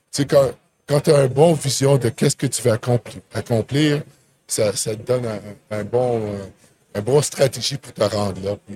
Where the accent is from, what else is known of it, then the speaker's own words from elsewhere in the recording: Ottawa, Ontario, Canada; J'étais là ce que je viens, parce que je viens d'Ottawa, tu sais.